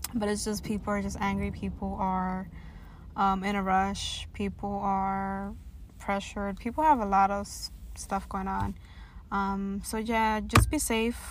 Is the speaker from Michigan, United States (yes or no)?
no; New York City, New York, United States; I'm a young, proud, first generation Latina born and raised in Washington Heights